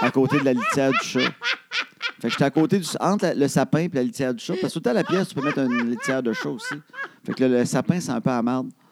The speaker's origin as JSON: {"language": "French", "town": "Trois-Rivières", "region": "Quebec", "country": "Canada", "said": "je viens de Trois-Rivières"}